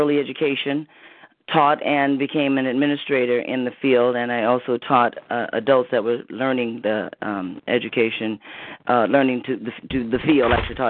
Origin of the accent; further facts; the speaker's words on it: Natchitoches, Louisiana, United States; I was born and raised in Natchitoches, Louisiana, so I'm from the South.